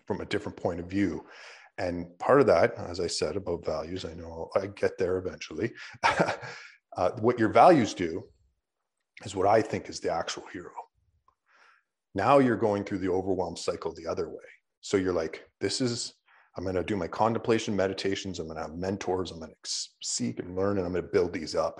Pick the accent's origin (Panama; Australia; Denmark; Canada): Canada; we're Canadian